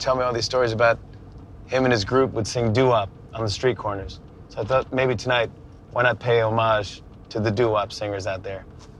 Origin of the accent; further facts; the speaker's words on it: New York City, New York, United States; I was born in Brooklyn. My sister was born in Brooklyn. My mom and dad were born and raised in Brooklyn. They got married in Brooklyn.